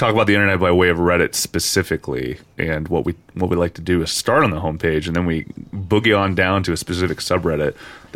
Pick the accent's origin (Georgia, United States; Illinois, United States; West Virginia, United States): West Virginia, United States; Parkersburg; moved away; my hometown, Parkersburg, West Virginia